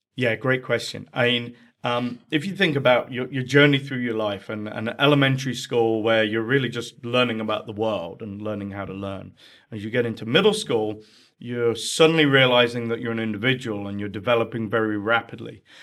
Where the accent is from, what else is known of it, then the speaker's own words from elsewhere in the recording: England, United Kingdom; accent: English; moved away as an adult; now in United States; my accent's from England. That's where I spent first forty years of my life before moving over to America.